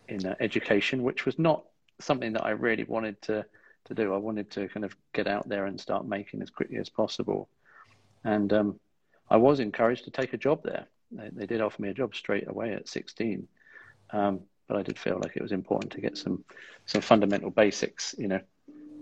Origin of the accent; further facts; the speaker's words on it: East Sussex, South East England, United Kingdom; I grew up in East Sussex, with South Downs on our doorstep